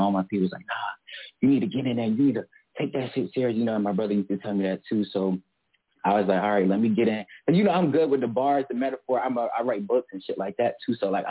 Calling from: Melbourne, Florida, United States; Melbourne, Florida. I mean, Melbourne, that's where I'm from, Brevard County.

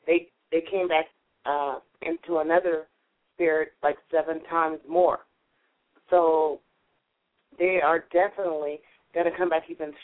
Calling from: California, United States; Oh, California.

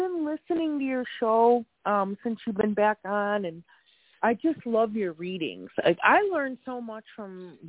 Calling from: Wisconsin, United States; I'm in Wisconsin right now.

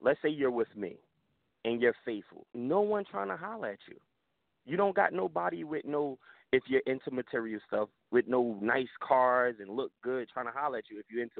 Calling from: New Jersey, United States; I'm from Jersey or whatever.

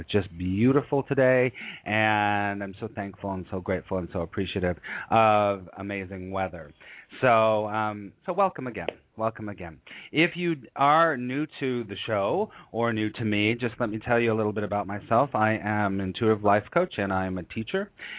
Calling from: New York City, New York, United States; And I'm calling you from New York City.

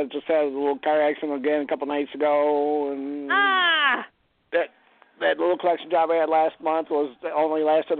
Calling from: Cleveland, Ohio, United States; Hi, Jorianne … from Cleveland.

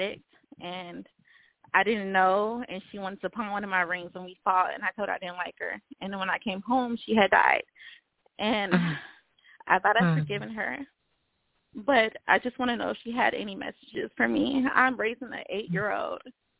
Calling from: Los Angeles, California, United States; I'm calling from Los Angeles.

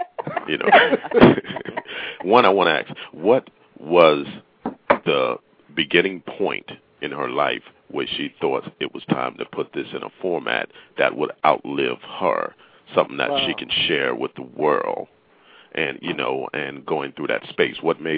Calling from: New York City, New York, United States; also born or lived in Long Island; I'm calling from New York City.

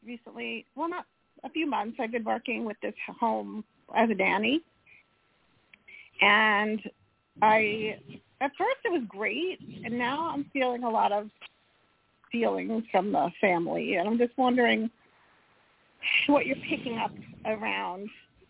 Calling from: Colorado, United States; Hi, this is … from Colorado.

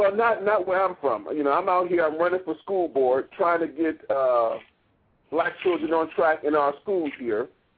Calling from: Maryland, United States; I'm calling you from Maryland.

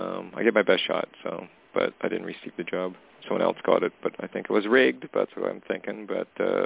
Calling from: Canada; Hey, Toni, it's … calling from Canada.

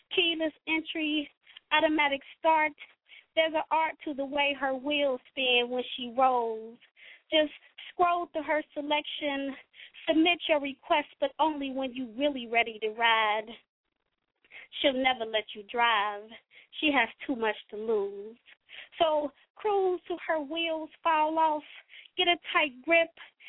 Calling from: Cincinnati, Ohio, United States; y'all know I'm calling in from Nasty Natty. I don't know if I said that originally or not, but I'm calling in from Cincinnati, Ohio.

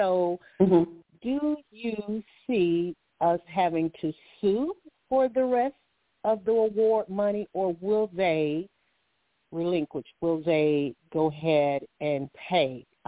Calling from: Alabama, United States; I'm calling from Alabama.

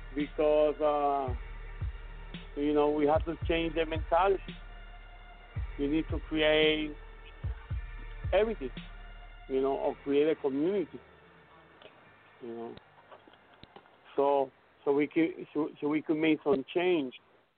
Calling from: Puerto Rico; English is a second language; Yes. Thank you for allowing me. I go from Puerto Rico.

